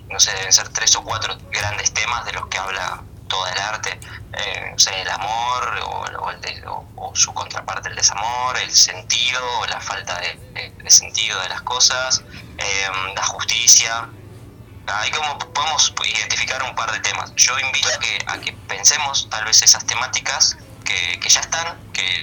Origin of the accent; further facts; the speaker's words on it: Patagonia, Argentina; Vengo desde Patagonia